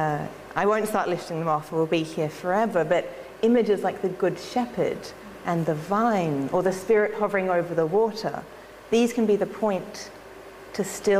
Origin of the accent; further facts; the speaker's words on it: Australia; I'm an Australian